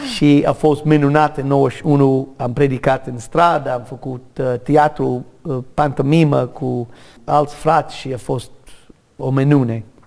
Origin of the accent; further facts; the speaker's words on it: United States; Romanian is a second language; moved away; also born or lived in Romania; N-am cerut să fii născut în America. De fapt, am sânge de irlandez. Nu știu de ce am fost născut în America